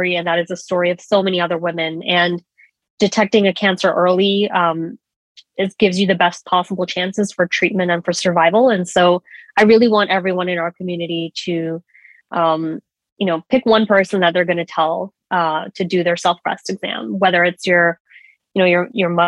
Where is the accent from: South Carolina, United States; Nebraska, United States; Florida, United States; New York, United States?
New York, United States; moved away as an adult; also born or lived in Washington, D.C.; I am a born and raised New Yorker